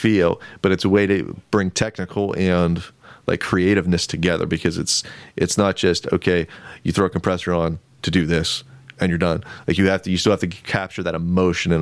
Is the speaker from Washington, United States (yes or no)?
no; Renovo, Pennsylvania, United States; born or raised there; also born or lived in Lock Haven, Pennsylvania